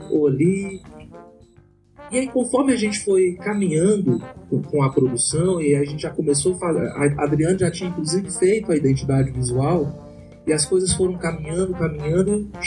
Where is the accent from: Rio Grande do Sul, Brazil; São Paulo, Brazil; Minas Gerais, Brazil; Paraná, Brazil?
São Paulo, Brazil; eu sou paulista, paulistana e São Paulina.